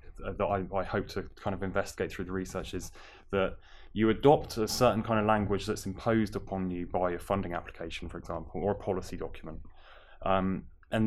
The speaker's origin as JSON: {"language": "English", "town": "Plymouth", "region": "South West England", "country": "United Kingdom", "moved": "as an adult", "said": "I'm from Plymouth originally"}